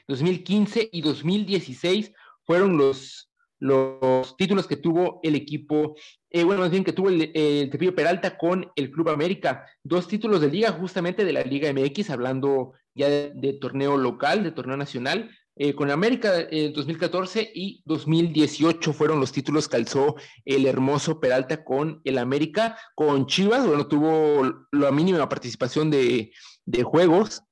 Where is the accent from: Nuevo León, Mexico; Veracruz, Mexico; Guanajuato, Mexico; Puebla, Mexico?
Veracruz, Mexico; Soy de Veracruz